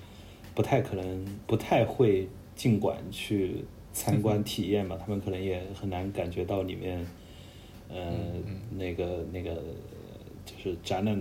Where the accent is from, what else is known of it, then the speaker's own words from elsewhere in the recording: Guangdong, China; 因为我是老广，我瞧不起外地人啊